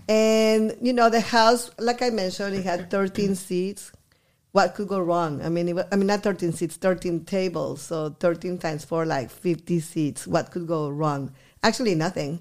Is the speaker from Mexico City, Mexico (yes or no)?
no; Guadalajara, Jalisco, Mexico; English is a second language; also born or lived in Eagle Pass, Texas; now in Texas, United States; I was born in Guadalajara. I moved here in nineteen seventy-five